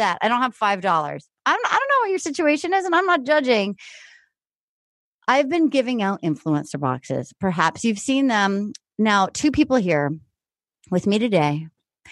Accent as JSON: {"language": "English", "town": "Little Compton", "region": "Rhode Island", "country": "United States", "tie": "born or raised there"}